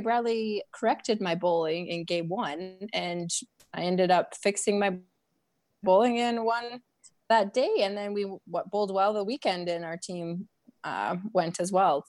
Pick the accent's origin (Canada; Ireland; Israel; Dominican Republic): Canada; Prince George, British Columbia; I'm from Prince George, BC.